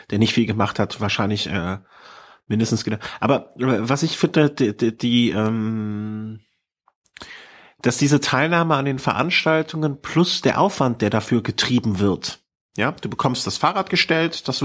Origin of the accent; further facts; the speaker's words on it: Cologne, North Rhine-Westphalia, Germany; Ich bin eine Kölsche Jung.